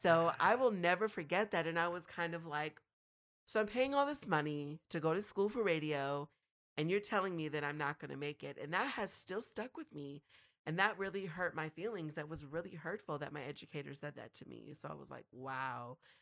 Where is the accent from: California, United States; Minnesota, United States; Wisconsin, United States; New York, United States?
Minnesota, United States; Minneapolis–Saint Paul; growing up was, I guess, all right in the Twin Cities